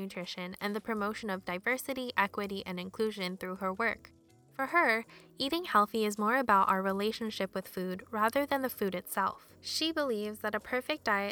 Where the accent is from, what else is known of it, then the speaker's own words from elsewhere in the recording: United States; I was born in the US and I grew up in a neighborhood with predominantly white residents